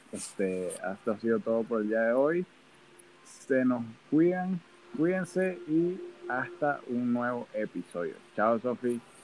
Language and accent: Spanish; Venezuela; moved away; la gente no cree que yo soy venezolano, me lo han dicho varias veces, ay, tú no pareces venezolano, hasta que me escuchan hablar claramente